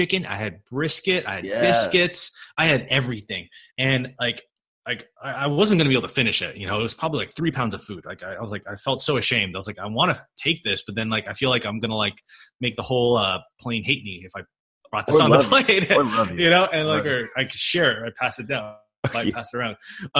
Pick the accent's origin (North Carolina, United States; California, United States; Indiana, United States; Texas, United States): California, United States; I'm from California